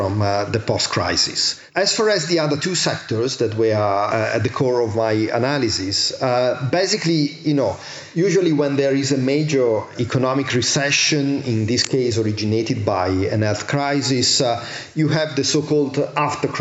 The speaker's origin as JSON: {"language": "English", "country": "Italy", "said": "I'm from Italy, I'm from Southern Europe"}